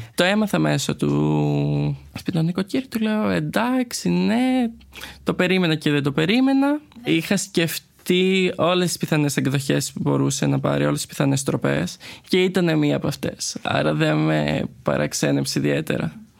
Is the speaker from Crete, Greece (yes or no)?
yes; Crete, Greece; moved away as an adult; now in Athens, Greece; Εγώ είμαι ένα παιδί από την Κρήτη. Έχω μεγαλώσει σε μια αρκετά κλειστή κοινωνία